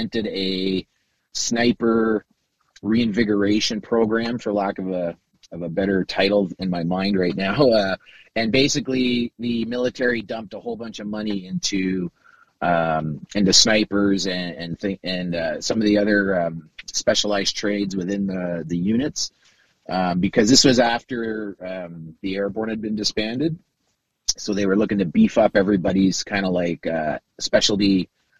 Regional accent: Kitchener, Ontario, Canada; I was born in Kitchener and I was less than five

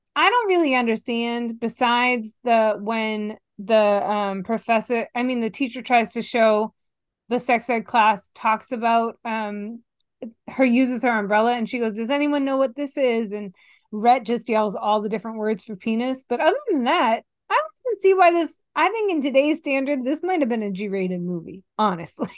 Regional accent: Stoughton, Massachusetts, United States; I'm from Stoughton, Massachusetts originally

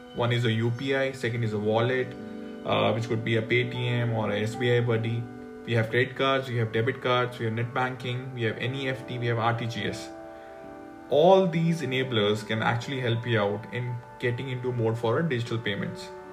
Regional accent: India; I'm from India

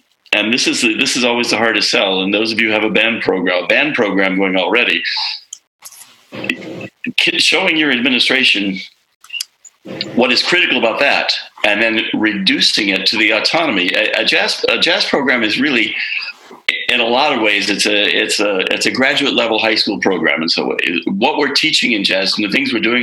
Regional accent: Arlington, Virginia, United States; moved away as an adult; also born or lived in Boston, Massachusetts; up in the Washington, D.C. area at Arlington, Virginia

